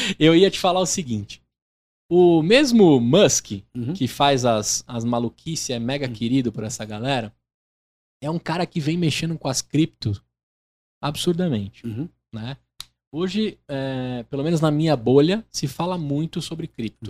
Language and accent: Portuguese; Brazil; Eu, como brasileiro